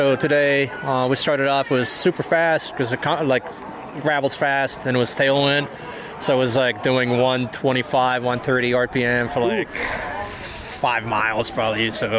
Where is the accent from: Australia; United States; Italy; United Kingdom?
United States; Omaha, Nebraska; Omaha, Nebraska.